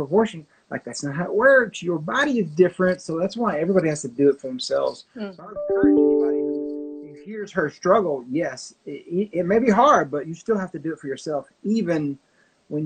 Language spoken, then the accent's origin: English; Arkansas, United States; moved away as an adult; also born or lived in Tennessee / Florida; now in Oklahoma, United States; I grew up in Arkansas for the first 25, 30 years of my life.